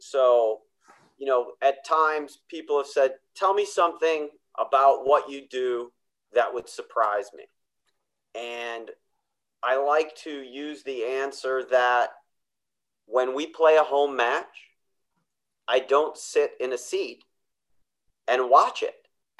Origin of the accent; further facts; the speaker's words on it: Chicago, Illinois, United States; I loved basketball as a kid, loved the old pre-Michael Jordan Chicago Bulls.